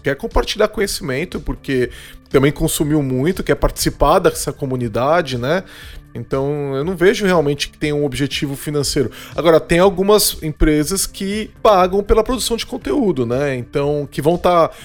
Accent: Brazil; Nós somos brasileiros

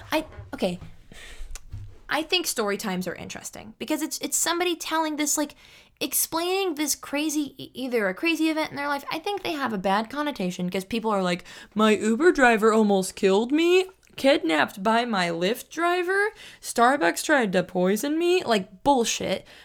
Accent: Sacramento, California, United States; also born or lived in San Jose; I moved from San Jose. I was born in San Jose, and I moved from San Jose to Sacramento. And then we moved from the apartments we moved in Sacramento to the house we lived in.

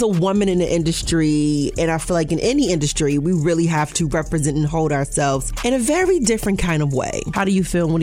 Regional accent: Buffalo, New York, United States; my hometown is Buffalo, New York

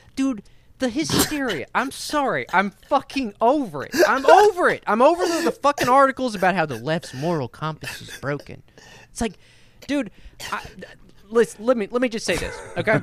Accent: the American South, United States; I was born and raised in the American South my entire fucking life

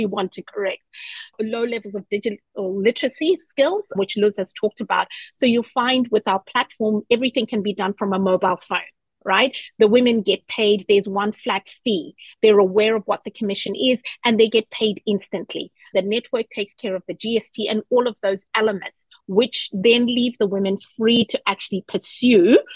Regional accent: Zimbabwe; also born or lived in New Zealand; now in Australia; I am from Zimbabwe

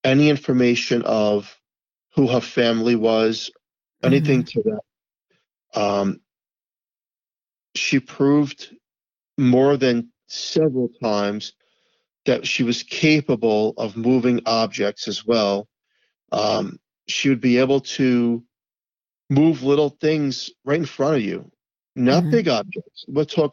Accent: New York City, New York, United States; growing up in Staten Island

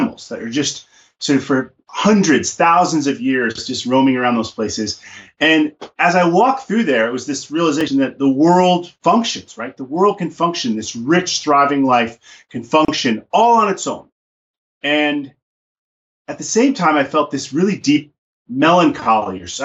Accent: New York City, New York, United States; also born or lived in Alaska; now in Montana, United States; I was a kid from the Bronx

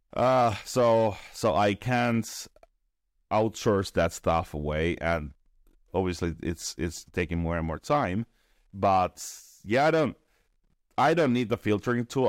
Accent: Finland; I'm from Finland

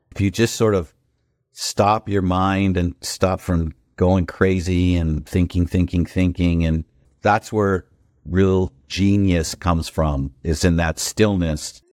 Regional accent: Newport Beach, California, United States; moved away as an adult; also born or lived in Washington, D.C.; I grew up in Newport Beach, where I am right now

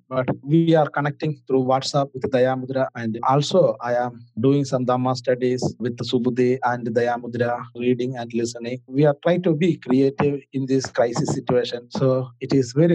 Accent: Kerala, India; from South India, from Kerala

